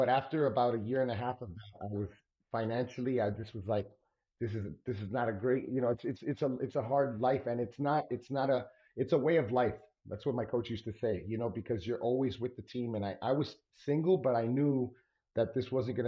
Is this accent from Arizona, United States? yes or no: no; Miami, Florida, United States; I was born and raised in Miami, Florida